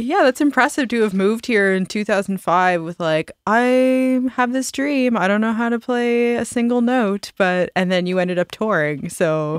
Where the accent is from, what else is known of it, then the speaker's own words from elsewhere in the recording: Nova Scotia, Canada; we're also all from small town Nova Scotia